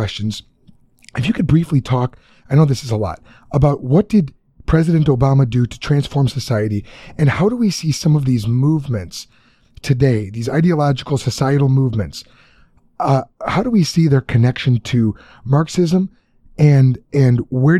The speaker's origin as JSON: {"language": "English", "town": "Chicago", "region": "Illinois", "country": "United States", "said": "I'm from Chicago."}